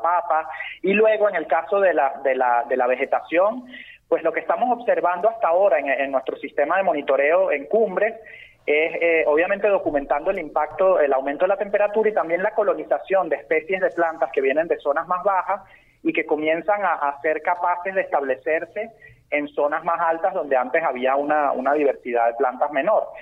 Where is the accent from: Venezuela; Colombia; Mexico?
Venezuela; nuestro sentido de pertenencia como venezolanos